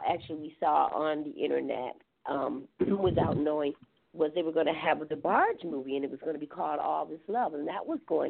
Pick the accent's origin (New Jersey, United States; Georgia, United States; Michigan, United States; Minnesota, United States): Michigan, United States; Grand Rapids; also born or lived in Detroit; I was born in Detroit, but actually raised in Grand Rapids, Michigan